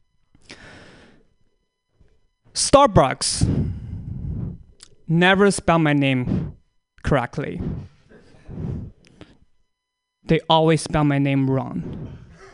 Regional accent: China; moved away; I'm also from China

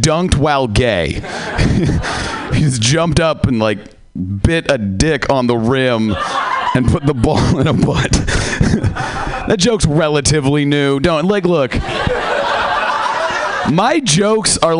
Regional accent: Seattle, Washington, United States; I am from Seattle.

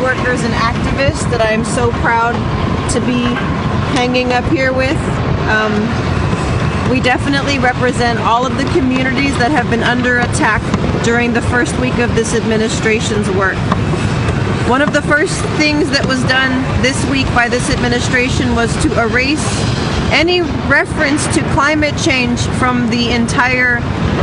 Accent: San Francisco, California, United States; I'm from San Francisco, California

